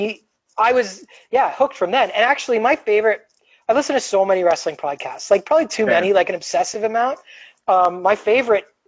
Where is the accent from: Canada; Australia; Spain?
Canada; Sarnia, Ontario; moved away; I grew up in Sarnia, right across the border is Port Huron